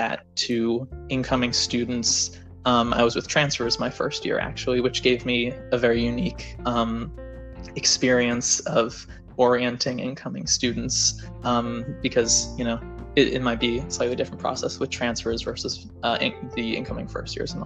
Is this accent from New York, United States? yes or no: yes; New York City, New York, United States; moved away as an adult; I'm from New York City. I went to Bronx Science